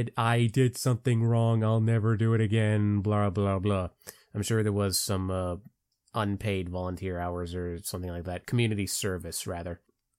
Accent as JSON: {"language": "English", "town": "Palm Bay", "region": "Florida", "country": "United States", "said": "I come from Palm Bay, Florida. So, yes, I am a Florida man"}